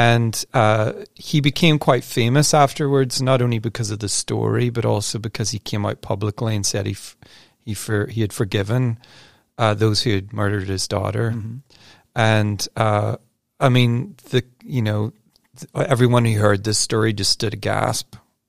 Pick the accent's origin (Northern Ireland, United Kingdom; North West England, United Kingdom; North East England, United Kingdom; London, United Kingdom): Northern Ireland, United Kingdom; people know I'm from Northern Ireland, and for quite a number of years, there were some really intense troubles there and fighting.